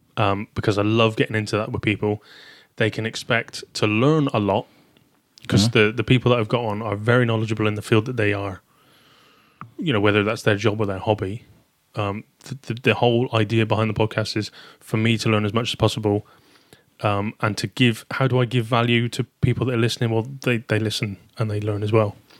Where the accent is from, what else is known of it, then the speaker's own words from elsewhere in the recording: Taunton, South West England, United Kingdom; accent: southern; now in Shrewsbury, United Kingdom; Originally from Taunton, Somerset